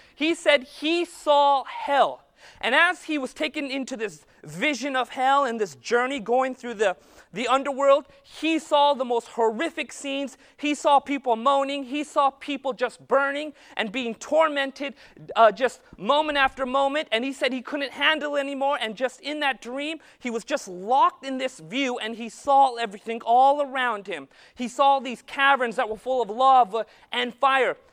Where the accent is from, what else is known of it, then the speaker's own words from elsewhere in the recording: Modesto, California, United States; I'm from Modesto